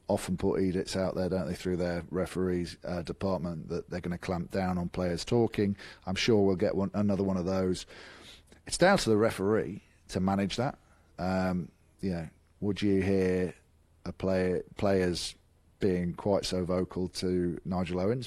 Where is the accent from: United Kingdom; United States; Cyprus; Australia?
United Kingdom; England; I'm English